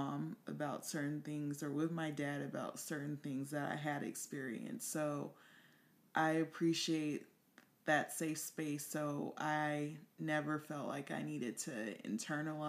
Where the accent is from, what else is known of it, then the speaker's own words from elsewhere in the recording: Compton, California, United States; moved away; also born or lived in New York; I'm actually from Compton